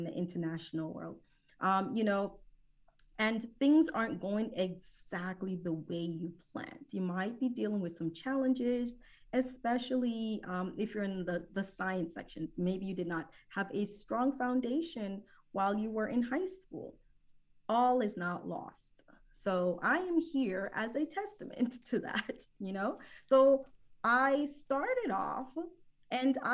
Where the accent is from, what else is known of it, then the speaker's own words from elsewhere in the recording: New Jersey, United States; moved away as an adult; also born or lived in Jamaica / Philadelphia, Pennsylvania; now in Houston, United States; I am originally from Jamaica, the West Indies, so I'm a Caribbean queen. I was raised in New Jersey.